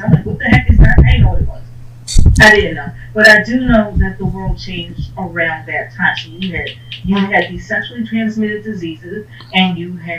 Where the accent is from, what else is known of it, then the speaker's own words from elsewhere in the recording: Philadelphia, Pennsylvania, United States; I grew up in Richard Allen